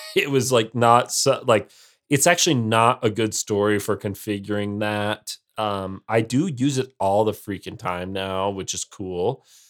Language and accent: English; United States; I am in the minority as an American who doesn't like football.